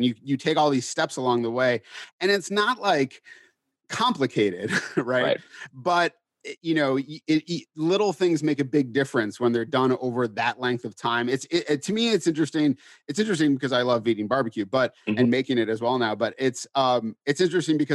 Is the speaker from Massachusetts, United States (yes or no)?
yes; Massachusetts, United States; When I was growing up in Massachusetts, not known for its barbecue culture